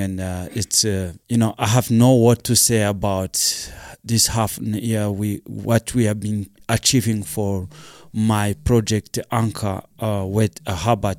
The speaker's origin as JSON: {"language": "English", "country": "Rwanda", "also_born_or_lived": "South Africa", "moved": "as an adult", "said": "I'm come from Rwanda"}